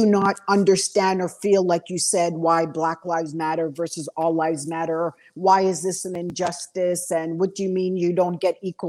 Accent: Montreal, Quebec, Canada; I grew up in Montreal, Quebec. Like my parents are from Trinidad

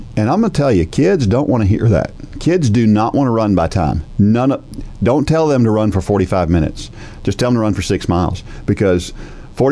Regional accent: New Jersey, United States; now in Southern US; I'm from New Jersey. Yeah. I was born in New Jersey

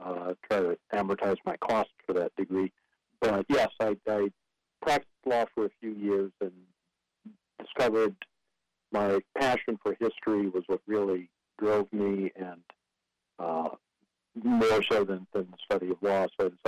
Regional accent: Michigan, United States; moved away; Yes, I grew up in Michigan.

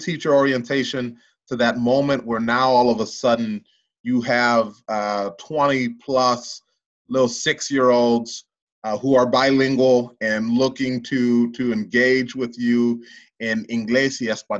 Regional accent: DeKalb, Illinois, United States; I was born and raised in DeKalb, had gone pre-K through 12 in DeKalb.

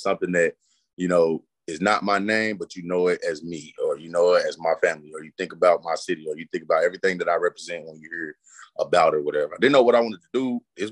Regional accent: Forrest City, Arkansas, United States; also born or lived in Milwaukee / New Orleans / Houston; I've been in Forest City since the third grade. That's all I know.

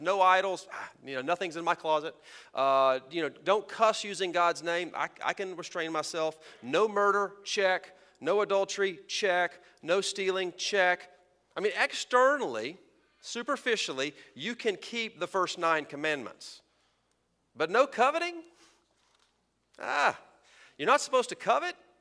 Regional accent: Texas, United States; I was raised in Texas in the Sun Belt

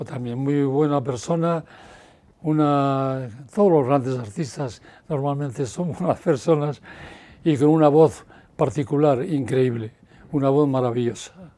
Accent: Bilbao, Basque Country, Spain; soy de Bilbao

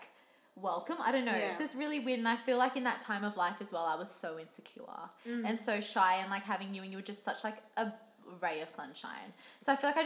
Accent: Sydney, New South Wales, Australia; I'm from Sydney as well.

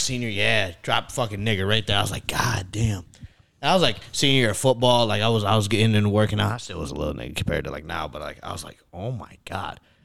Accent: New York, United States; I'm from New York

